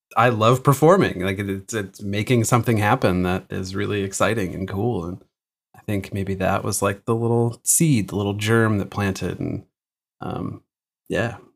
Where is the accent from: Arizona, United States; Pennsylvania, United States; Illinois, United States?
Illinois, United States; Chicago; moved away as an adult; now in Massachusetts, United States; I grew up outside of Chicago in the suburbs